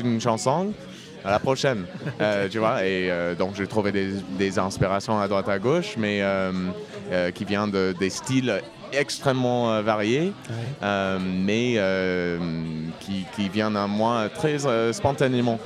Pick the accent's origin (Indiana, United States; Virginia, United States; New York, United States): Indiana, United States; French is a second language; moved away as an adult; also born or lived in Brittany / Saint-Étienne; now in Toulouse, France; J'arrive de, de, Toulouse euh, aujourd'hui, mais j'ai grandi aux États-Unis, en Indiana